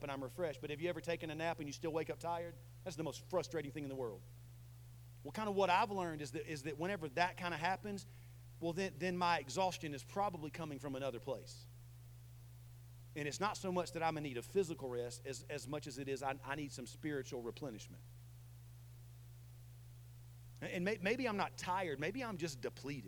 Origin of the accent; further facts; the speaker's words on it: the South, United States; I'm from the South